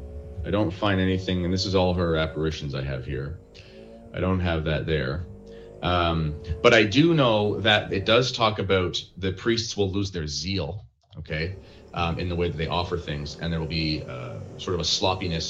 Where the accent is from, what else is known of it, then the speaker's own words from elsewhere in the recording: Canada; I was very edified as a Canadian Catholic